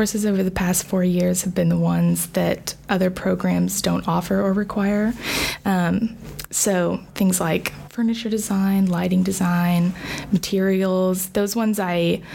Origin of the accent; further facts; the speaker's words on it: Tulsa, Oklahoma, United States; I grew up in Tulsa